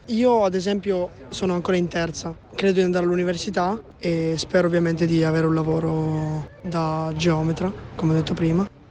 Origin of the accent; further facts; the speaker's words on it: Piossasco/Pianezza area, Piedmont, Italy; ho 16 anni e vengo dal Pignano